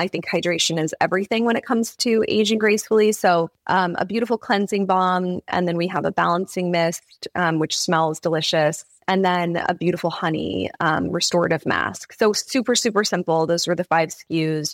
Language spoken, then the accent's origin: English; California, United States; Growing up in California